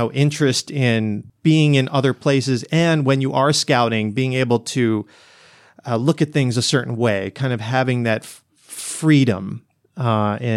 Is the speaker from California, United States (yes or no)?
no; Brooklyn, New York, United States; growing up in New York and in Brooklyn, you know, and in those days, you know, being a young a kid, you know, you could just kind of go out and wander around